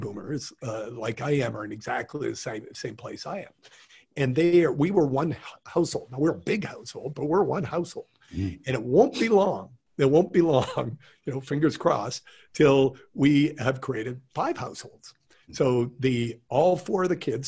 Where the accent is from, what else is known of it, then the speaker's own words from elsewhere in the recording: Calgary, Alberta, Canada; moved away; I'm from Calgary originally